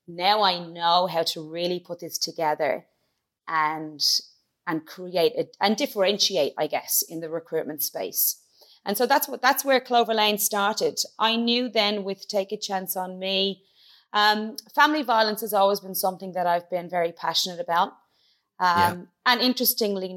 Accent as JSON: {"language": "English", "country": "Ireland", "tie": "born or raised there", "also_born_or_lived": "Dublin / County Kilkenny", "said": "I'm from Dublin, but I grew up in County Clare and Kilkenny"}